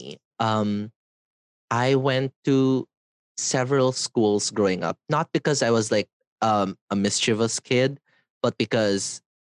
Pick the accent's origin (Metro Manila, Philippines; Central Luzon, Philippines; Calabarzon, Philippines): Metro Manila, Philippines; Manila; for my fourth grade to sixth grade, where I graduated, I was at JRU, Jose Rizal University, and it's a semi-public school.